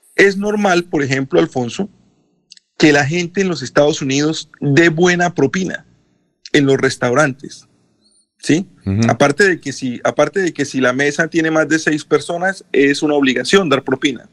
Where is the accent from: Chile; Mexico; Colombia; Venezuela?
Colombia; now in United States